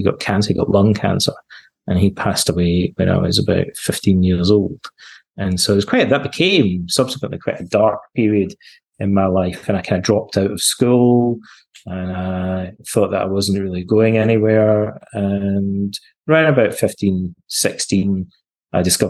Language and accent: English; Ayr, Scotland, United Kingdom; now in Montreal, Canada; Where I grew up was in Scotland, in Ayr, on the west coast of Scotland, near Glasgow